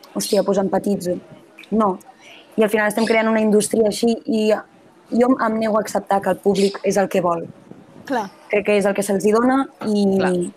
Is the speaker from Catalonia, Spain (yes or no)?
yes; Sabadell, Catalonia, Spain; jo sóc de Sabadell i, i m'ho noto